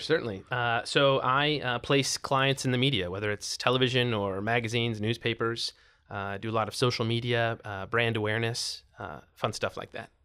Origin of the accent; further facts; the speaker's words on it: Spokane, Washington, United States; moved away as an adult; also born or lived in Portland, Oregon / Thousand Oaks, California; now in Los Angeles, United States; I grew up in Spokane, Washington.